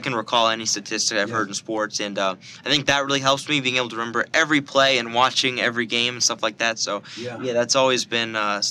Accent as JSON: {"language": "English", "town": "Delray Beach", "region": "Florida", "country": "United States", "said": "Yeah, so I'm from, you know, I'm a local kid. I'm from Delray Beach, Florida."}